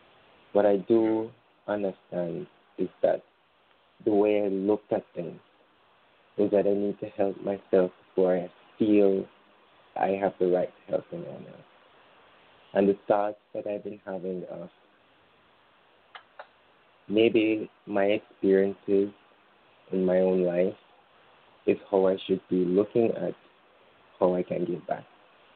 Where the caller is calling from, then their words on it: Jamaica; It's good to calling from Jamaica.